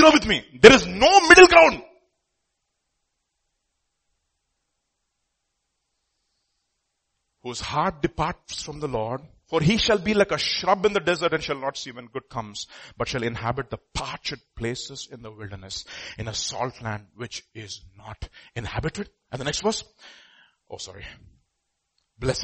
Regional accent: India; we are Indian

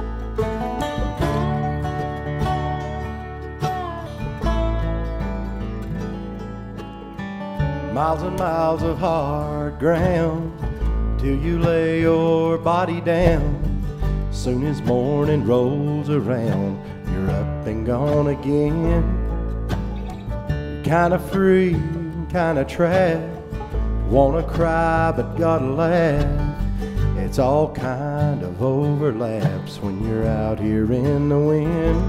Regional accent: Western North Carolina, United States; We're from Western North Carolina

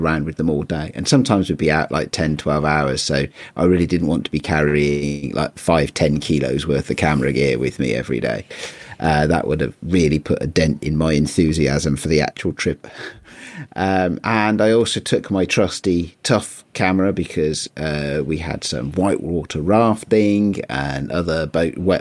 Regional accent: United Kingdom; as a Brit

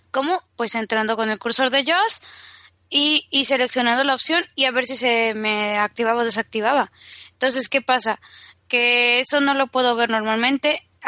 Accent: Mexico; lo peor es que soy mexicana y se me contagia el acento español súper...

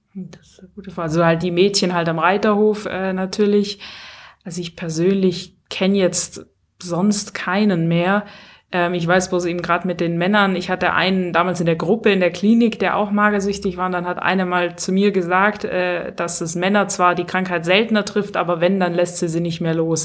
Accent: Stuttgart, Baden-Württemberg, Germany; moved away as an adult; also born or lived in Pfronten; ich komme ja aus Stuttgart ursprünglich

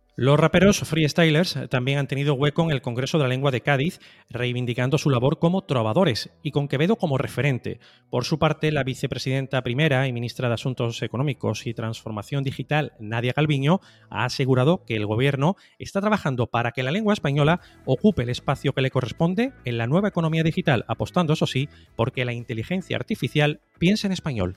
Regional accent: Nicaragua; first language Spanish; moved away; yo soy nicaragüense, lo soy a la manera de quien no puede ser otra cosa.

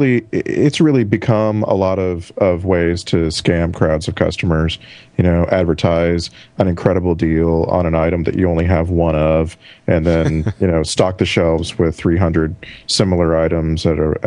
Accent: South Texas, United States; since I grew up in South Texas or Northern Mexico, depending on how you look at it

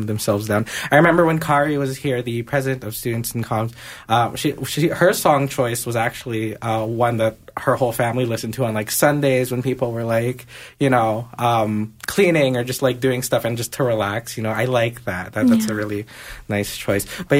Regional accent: Philippines; I am Filipino

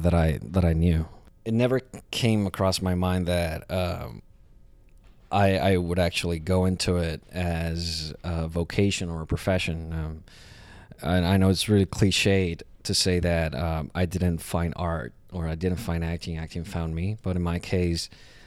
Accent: Puerto Rico; born or raised there; now in New York, United States

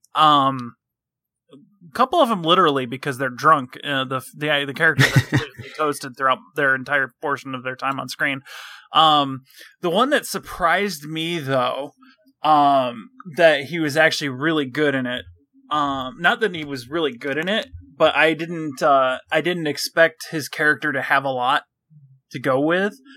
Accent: Michigan, United States; I'm from Michigan.

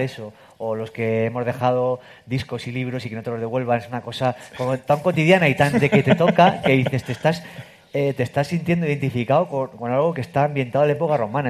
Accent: Castilla-La Mancha, Spain; yo si soy manchego

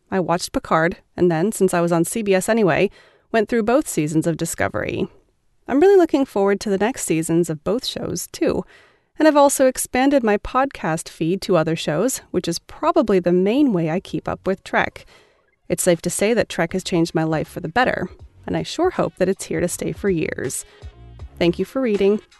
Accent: Russia; I guess I should start with a bit of personal background. I'm from Russia, where I grew up.

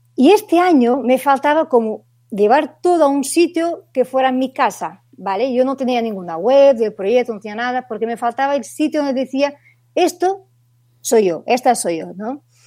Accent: Portugal; Spanish is a second language; moved away as an adult; now in Barcelona, Spain; yo soy una portuguesa en Barcelona, que llevo ya casi ocho años aquí

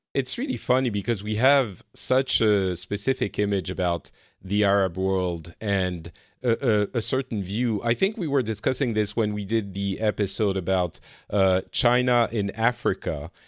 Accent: France; now in Finland; I am in Finland. I'm originally from France.

